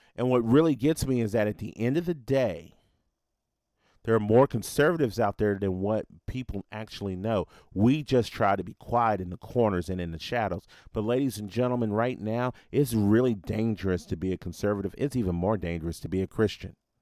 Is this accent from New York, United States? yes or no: no; Nashville, Tennessee, United States; my hometown of Nashville